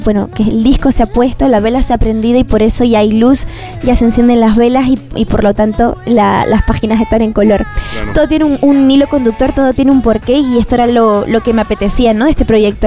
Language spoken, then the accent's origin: Spanish; Canary Islands, Spain; also born or lived in Galicia; now in Madrid, Spain; soy canaria, pero bueno, adoptada gallega